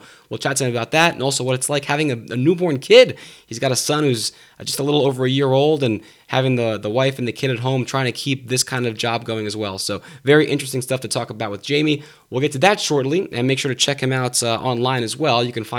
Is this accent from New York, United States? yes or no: yes; New York, United States; I'm a New Yorker.